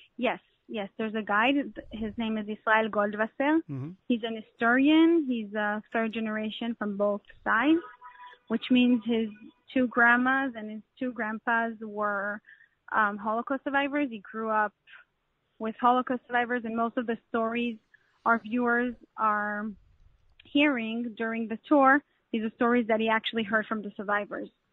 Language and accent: English; Canada; I'm Canadian so I speak French.